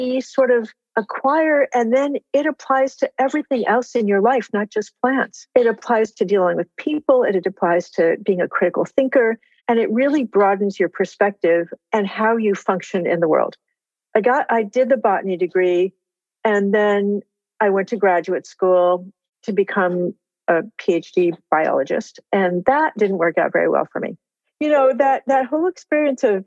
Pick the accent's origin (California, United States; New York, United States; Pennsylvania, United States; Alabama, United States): California, United States; I live in California and I'm from California